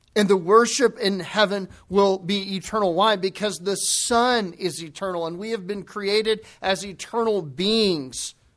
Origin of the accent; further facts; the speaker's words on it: the Bible Belt, the South, United States; Growing up in the Bible Belt